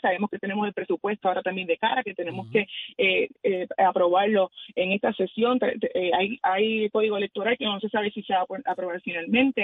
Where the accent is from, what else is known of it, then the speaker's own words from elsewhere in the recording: Puerto Rico; yo como mujer puertorriqueña